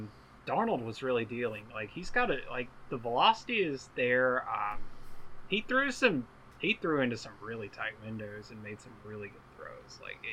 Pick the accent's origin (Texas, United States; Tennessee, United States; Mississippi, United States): Tennessee, United States; I'm from Tennessee.